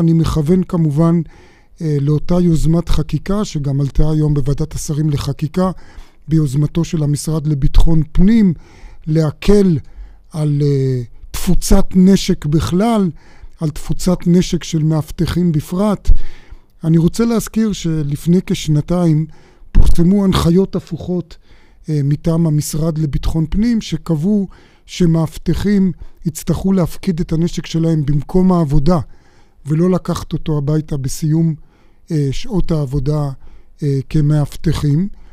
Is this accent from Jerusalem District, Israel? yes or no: yes; Jerusalem, Jerusalem District, Israel; אני אומר את זה כמובן כירושלמי